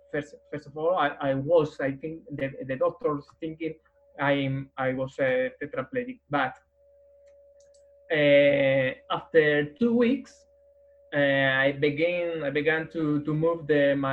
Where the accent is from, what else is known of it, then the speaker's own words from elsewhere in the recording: Madrid, Community of Madrid, Spain; English is a second language; I'm from Madrid, Spain. I, I am uh, 45 years old nowadays.